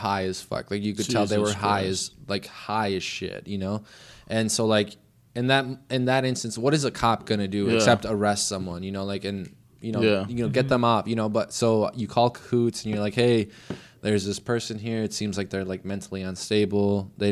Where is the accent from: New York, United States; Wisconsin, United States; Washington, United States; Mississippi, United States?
Wisconsin, United States; Delavan; now in Oregon, United States; growing up in Delavan